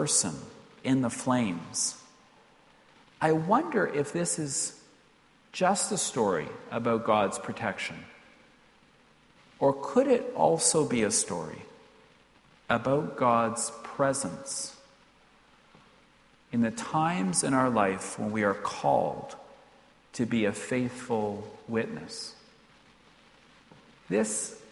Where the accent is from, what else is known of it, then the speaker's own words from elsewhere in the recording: Canada; as a Canadian, even one of Ulster heritage